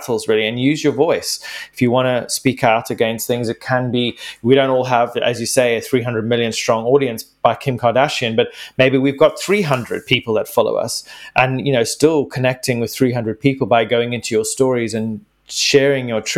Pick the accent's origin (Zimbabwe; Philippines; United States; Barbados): Zimbabwe; my home country of Zimbabwe